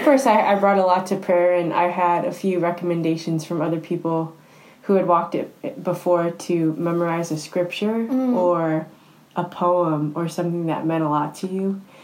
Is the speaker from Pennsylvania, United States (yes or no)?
no; suburb northwest of Chicago, Illinois, United States; moved away as an adult; also born or lived in Steubenville, Ohio; live about an hour outside of Chicago in a little suburb in the northwest. It has about forty five thousand people in it, so it's actually not that little, but yeah. it is my hometown